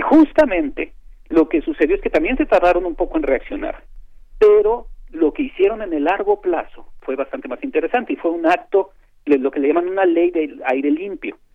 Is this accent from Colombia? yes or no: no; Mexico; como mexicanos